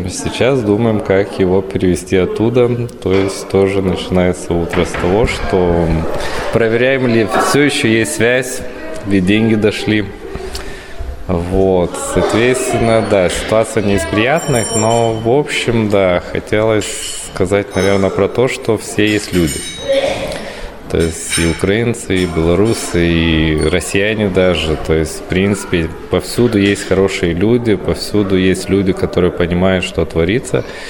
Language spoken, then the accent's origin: Russian; Lithuania; как литовец